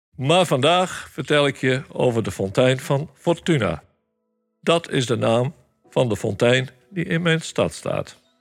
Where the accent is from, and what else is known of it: Sneek, Friesland, Netherlands